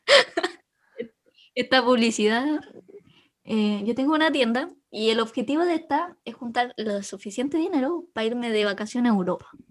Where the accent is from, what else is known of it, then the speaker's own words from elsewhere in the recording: Chile; vengo de Chile